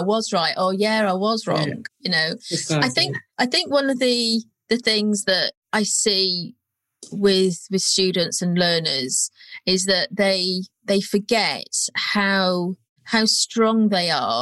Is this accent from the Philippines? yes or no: no; North Wales, United Kingdom; moved away as an adult; also born or lived in Birmingham; now in London, United Kingdom; I came from North Wales. There wasn't really any surveying type or even well-paid jobs there at the time. And I first moved to Birmingham